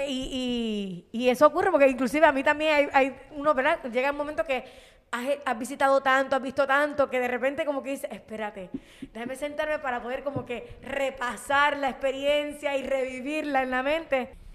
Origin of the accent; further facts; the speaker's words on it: Puerto Rico; yo soy de aquí de Puerto Rico y yo amo mi país